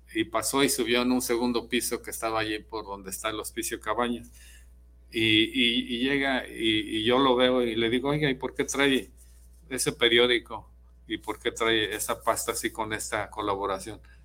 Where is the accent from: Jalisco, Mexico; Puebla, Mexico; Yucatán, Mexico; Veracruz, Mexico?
Jalisco, Mexico; San Ignacio Cerro Gordo; now in Guadalajara, Mexico; de San Ignacio, donde yo nací.